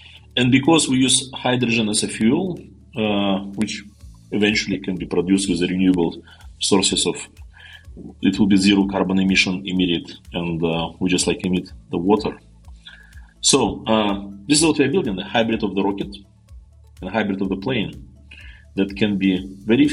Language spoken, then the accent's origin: English; Siberia, Russia; moved away; also born or lived in Novosibirsk, Russia; I was born in Siberia, in a small Mongolian village, not far from the place where Genghis Khan started his conquest